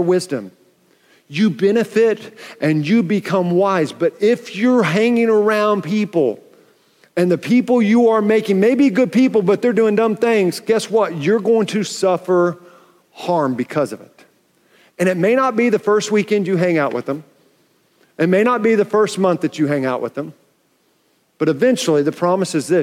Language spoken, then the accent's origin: English; Oklahoma City, Oklahoma, United States; also born or lived in Tulsa; When I was going into fourth grade and my sister was going into seventh grade, I realized how big this deal was, because my dad got transferred and we moved from Tulsa to Oklahoma City